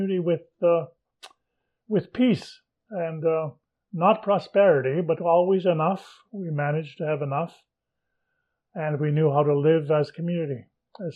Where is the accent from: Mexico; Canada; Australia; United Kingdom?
Canada; Fisher River, Manitoba; I was born here in Fisher River